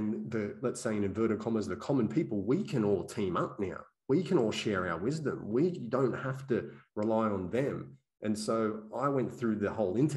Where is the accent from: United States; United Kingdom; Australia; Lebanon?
Australia; I was born and raised here in Australia